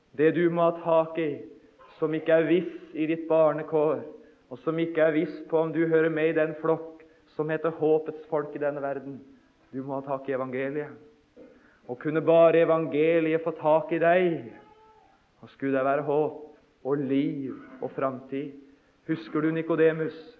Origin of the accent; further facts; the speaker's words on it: Notodden, Vestfold og Telemark, Norway; hjemme på Notodden da jeg var guttunge